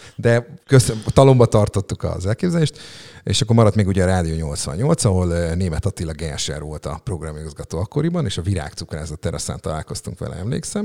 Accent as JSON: {"language": "Hungarian", "town": "Szeged", "region": "Csongrád-Csanád", "country": "Hungary", "tie": "born or raised there", "said": "Ilona utcában, Rókuson nevelkedtem fel, hat éves koromig ott laktam"}